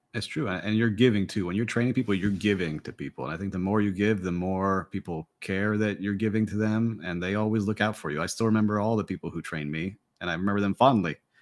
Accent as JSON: {"language": "English", "town": "Miami", "region": "Florida", "country": "United States", "tie": "born or raised there", "said": "here in my hometown of Miami"}